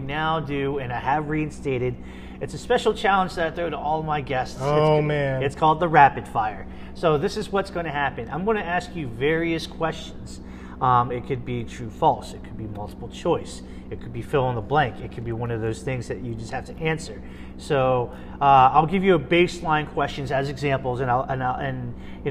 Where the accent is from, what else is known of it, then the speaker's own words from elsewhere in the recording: United States; I'm Vietnamese, American, you know, and I grew up here and I was born here.